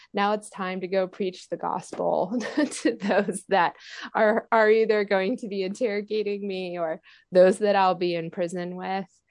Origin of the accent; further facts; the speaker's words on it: United States; I'm an American myself